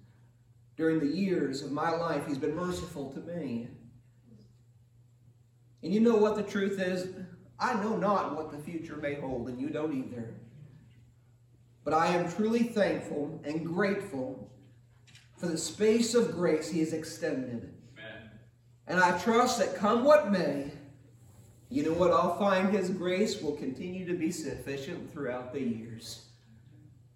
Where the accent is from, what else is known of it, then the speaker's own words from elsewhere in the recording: United States; for almost 40 years as an American citizen.